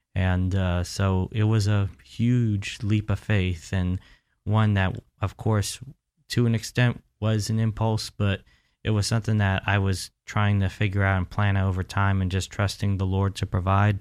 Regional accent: Central Florida, United States; I was born, raised right here in Central Florida

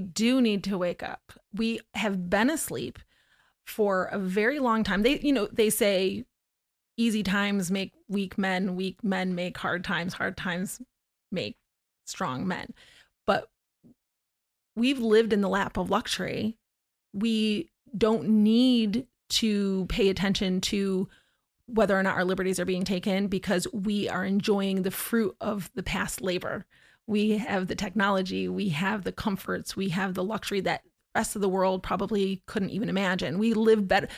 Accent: Syracuse, New York, United States; moved away as an adult; also born or lived in Oneida, New York / Florida; I was born in Oneida, in New York, and I grew up my entire childhood in Syracuse, New York

